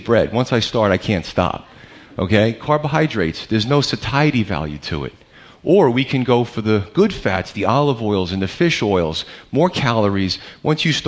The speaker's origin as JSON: {"language": "English", "country": "United States", "said": "We're Americans"}